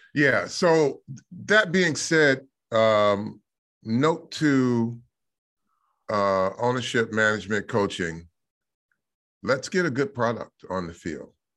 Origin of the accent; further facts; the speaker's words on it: Michigan, United States; I grew up in Michigan